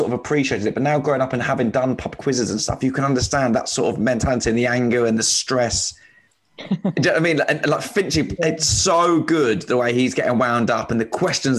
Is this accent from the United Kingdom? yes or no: yes; Slough, South East England, United Kingdom; moved away as an adult; now in London, United Kingdom; I'm from Slough